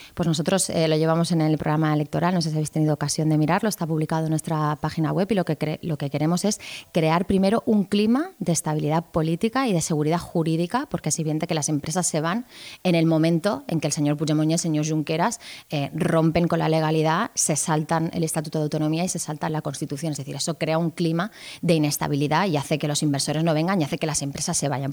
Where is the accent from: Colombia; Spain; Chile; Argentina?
Spain; Catalonia; somos catalanes, nacimos en Cataluña, yo soy catalana